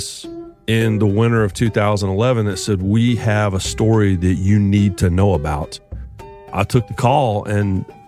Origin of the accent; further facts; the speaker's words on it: the Triangle of North Carolina, United States; I grew up in the Triangle of North Carolina.